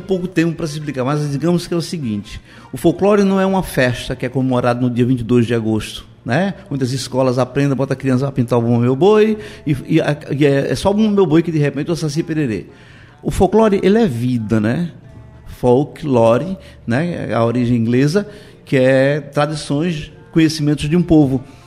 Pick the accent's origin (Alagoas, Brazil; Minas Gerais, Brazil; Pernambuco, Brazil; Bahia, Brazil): Pernambuco, Brazil; Moreno; eu sou natural de Moreno